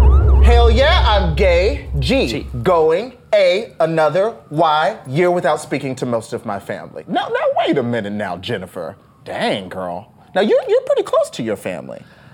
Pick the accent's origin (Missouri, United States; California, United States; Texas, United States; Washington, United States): Texas, United States; Lewisville; fellow Texan, by the way. Yes. I grew up in Louisville.